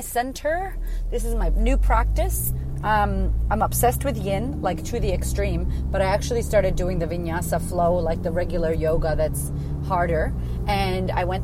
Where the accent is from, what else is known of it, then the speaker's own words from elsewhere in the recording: United States; now in Australia; I live in Australia. I'm American.